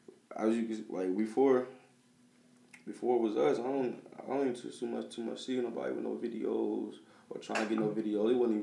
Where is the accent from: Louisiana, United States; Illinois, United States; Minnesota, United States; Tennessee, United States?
Illinois, United States; Rock Island; moved away; I'm from Rock Island, Illinois, Quad Cities.